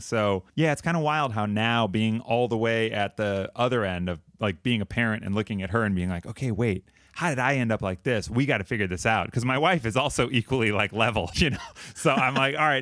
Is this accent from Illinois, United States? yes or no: yes; Mount Prospect, Illinois, United States; also born or lived in Chicago; I grew up in Mount Prospect, northwest suburbs here.